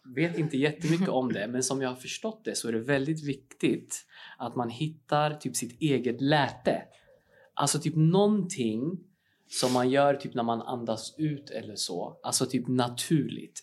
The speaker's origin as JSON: {"language": "Swedish", "town": "Uppsala", "region": "Uppsala County", "country": "Sweden", "said": "jag är ju från Uppsala ursprungligen"}